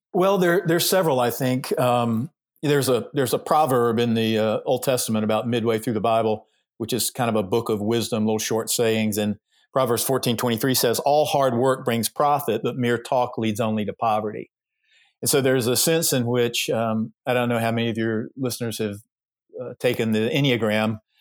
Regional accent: Georgia, United States; I was raised in the South, raised in Georgia

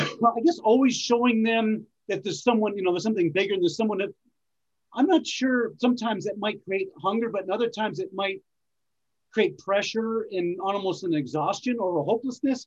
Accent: New England, United States; I grew up in New England

